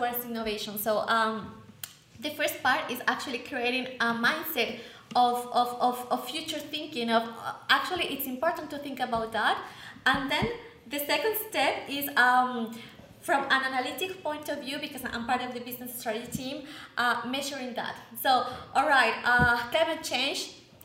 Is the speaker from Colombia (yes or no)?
yes; Colombia; I'm from Colombia